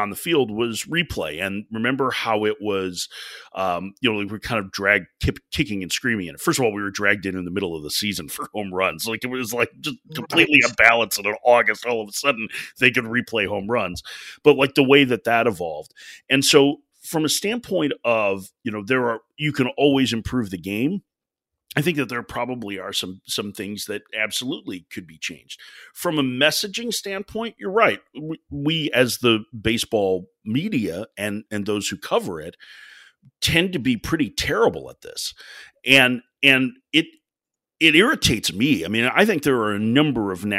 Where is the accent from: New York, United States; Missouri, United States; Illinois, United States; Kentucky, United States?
Illinois, United States; Chicago; I grew up in Chicago